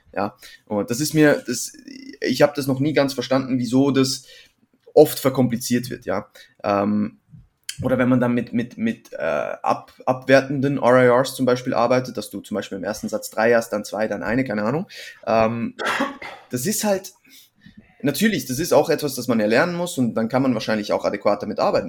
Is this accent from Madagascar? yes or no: no; Switzerland; now in Vienna, Austria; ich bin ursprünglich aus der Schweiz, wohne mittlerweile in Wien